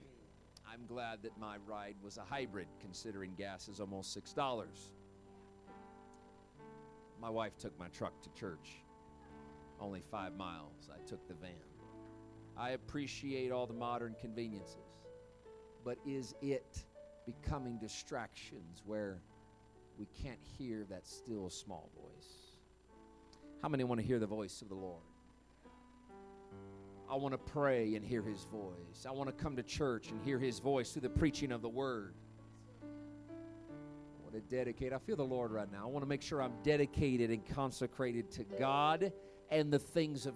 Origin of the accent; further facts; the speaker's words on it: Indiana, United States; moved away; It's my home state, Indiana, where I'm originally from